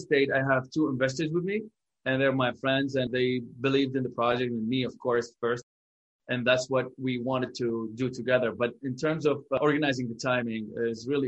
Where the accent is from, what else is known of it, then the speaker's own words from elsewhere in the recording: Baghdad, Baghdad Governorate, Iraq; moved away as an adult; also born or lived in Dubai / Abu Dhabi; now in Boston, United States; born and raised in Baghdad, Iraq, and moved after we went to dental school there